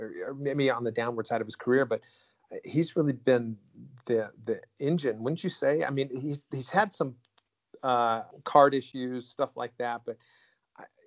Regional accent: United States; growing up in the United States

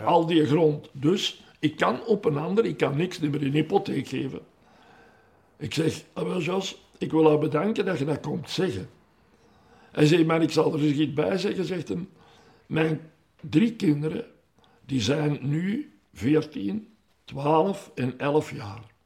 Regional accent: Meer, Flanders, Belgium; met mijn 16 jaar en half ben ik al in de eerste ploeg in de goal gekomen bij ons in Meer

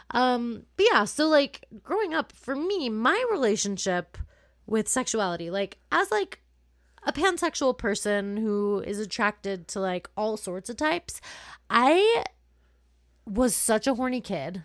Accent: California, United States; I grew up in California

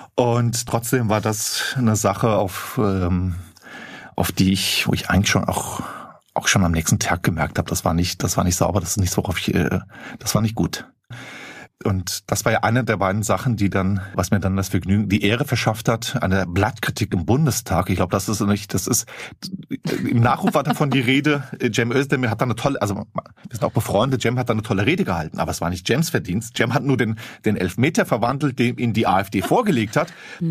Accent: Flörsheim am Main, Hesse, Germany; die Stadt, wo ich aufgewachsen bin, Klein, äh, Flörsheim am Main, bei Rüsselsheim, Opel

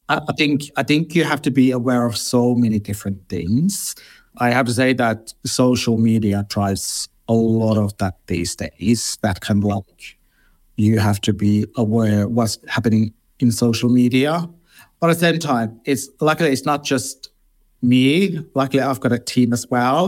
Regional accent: Finland; moved away as an adult; now in London, United Kingdom; I grew up in Finland and I moved to London twenty-three years ago now.

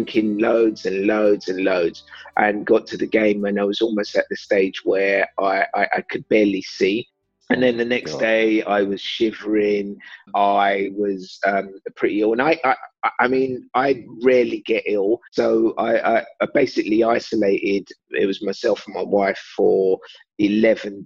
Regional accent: London, United Kingdom; I grew up in East London

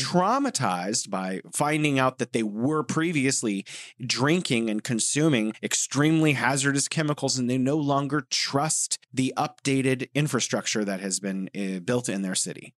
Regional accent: United States; moved away; I'm an American.

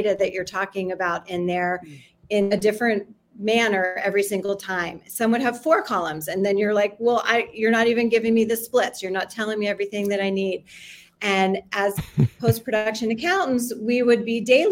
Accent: Miami, Florida, United States; now in Los Angeles, United States; I'm here in LA today, but I grew up in Miami

